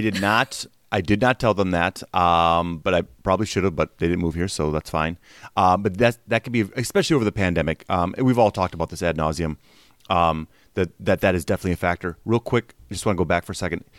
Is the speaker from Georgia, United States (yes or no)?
no; Wisconsin, United States; moved away as an adult; also born or lived in Milwaukee; I'm from Wisconsin, and I moved out here in oh nine. I was thirty-two when I moved out here